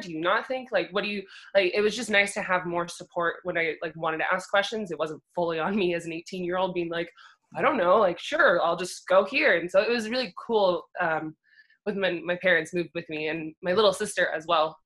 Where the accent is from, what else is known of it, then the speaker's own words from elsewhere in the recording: Bend, Oregon, United States; moved away as an adult; also born or lived in Montana; now in Colorado, United States; I grew up in Oregon, grew up in Bend. I lived there on my entire life until I decided to move to Montana